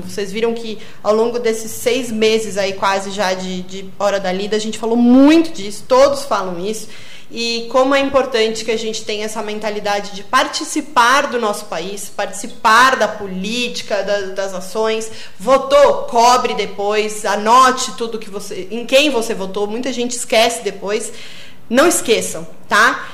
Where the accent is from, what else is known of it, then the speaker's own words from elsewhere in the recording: Porto Alegre, Rio Grande do Sul, Brazil; moved away as an adult; now in Encruzilhada do Sul, Brazil; eu sou de Porto Alegre e, estou aqui já há alguns anos